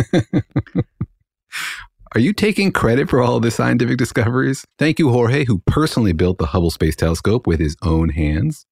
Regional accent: Los Alamos, New Mexico, United States; now in Irvine, United States; I grew up in Los Alamos

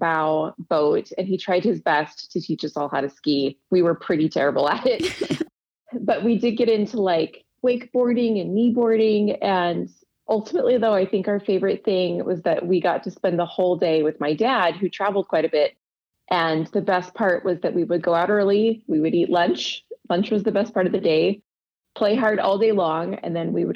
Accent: Arizona, United States; moved away as an adult; also born or lived in Provo, Utah / East Coast / West Coast; I was born in Provo, Utah, and lived there for just a few years. And then my family moved to Arizona. So I grew up through high school in the Sonoran Desert

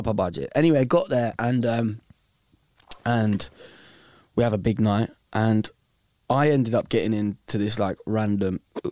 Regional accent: England, United Kingdom; I was like, I am English.

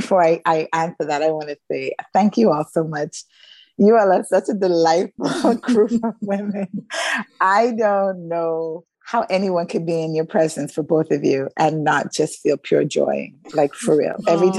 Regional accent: New York, United States; I had some friends that were in 9/11, because I grew up in New York.

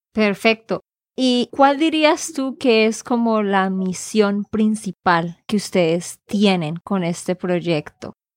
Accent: Santander, Colombia; de Santander, Colombia

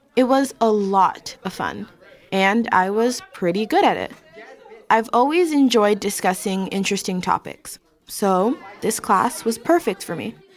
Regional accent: Miami, Florida, United States; a young black kid growing up in Miami

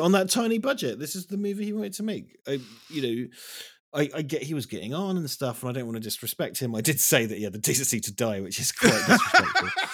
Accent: East Anglia, East of England, United Kingdom; moved away; I'm from a place called East Anglia in England

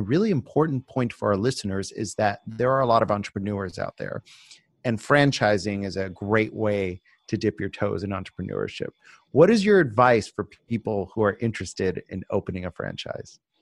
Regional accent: Miami Beach, Florida, United States; Miami Beach, my hometown

